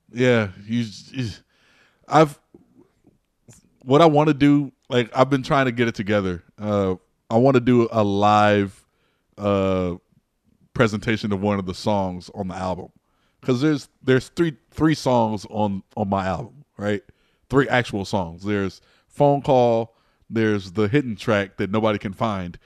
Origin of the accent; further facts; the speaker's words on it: Peoria, Illinois, United States; I was a member of the River City Athletic Club in Peoria, Illinois